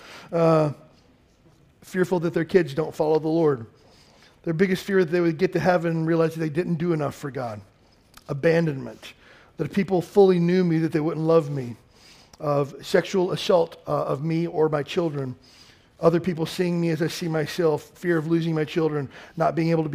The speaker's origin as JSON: {"language": "English", "region": "Kentucky", "country": "United States", "tie": "born or raised there", "said": "I grew up in Kentucky"}